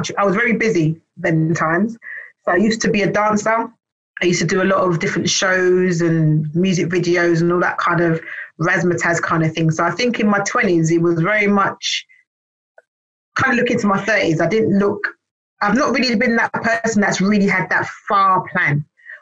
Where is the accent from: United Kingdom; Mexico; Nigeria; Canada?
United Kingdom; London; Born in London. I was actually a West London girl